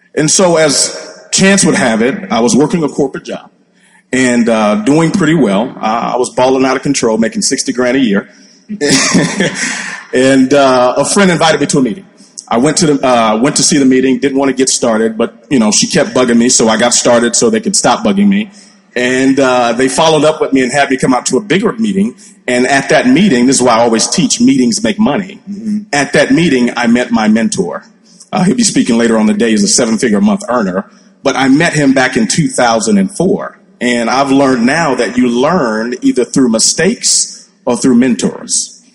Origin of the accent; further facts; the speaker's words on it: Nigeria; now in United States; I was born in the States and raised over in Nigeria